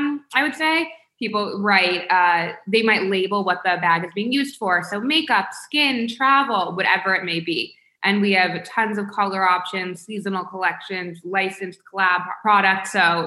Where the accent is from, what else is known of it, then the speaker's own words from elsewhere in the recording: Palm Beach, Florida, United States; We grew up in Palm Beach, but so many people are like, why Palm Beach?